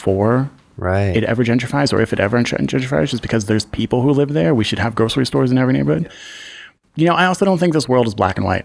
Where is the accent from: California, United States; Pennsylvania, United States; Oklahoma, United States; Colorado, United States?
Pennsylvania, United States; Philadelphia; I grew up on Belgrade Street between Norris and Susquehanna.